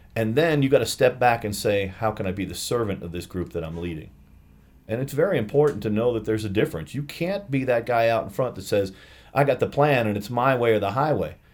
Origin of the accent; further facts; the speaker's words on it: Albany, New York, United States; moved away; I grew up in Albany, New York.